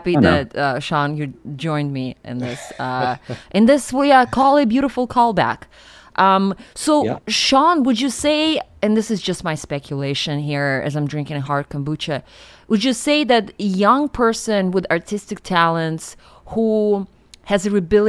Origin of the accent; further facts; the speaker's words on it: Siberia, Russia; English is a second language; moved away; young, impressionable, intellectual girl growing up in Siberia